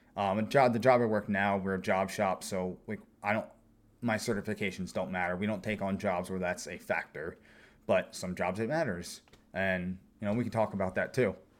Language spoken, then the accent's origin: English; eastern Pennsylvania, United States; grew up in this area, Pennsylvania, eastern Pennsylvania